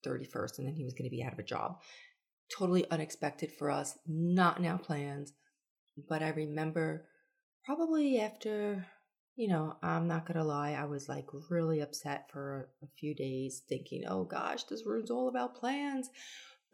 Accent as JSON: {"language": "English", "region": "New York", "country": "United States", "also_born_or_lived": "Charleston, South Carolina", "moved": "yes", "lives_now": "Florida, United States", "said": "I'm originally a New Yorker"}